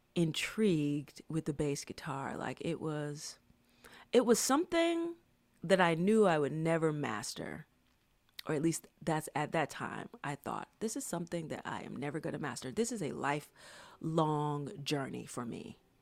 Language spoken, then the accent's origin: English; Atlanta, Georgia, United States; moved away as an adult; I was from Atlanta, and during that time, Atlanta just had some really great hip-hop music.